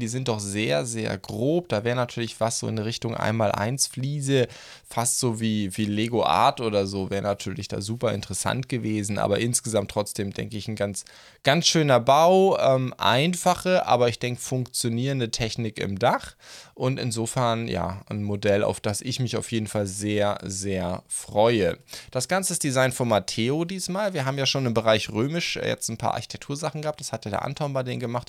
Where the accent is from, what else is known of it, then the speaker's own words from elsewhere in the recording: Black Forest, Baden-Württemberg, Germany; bei uns im Schwarzwald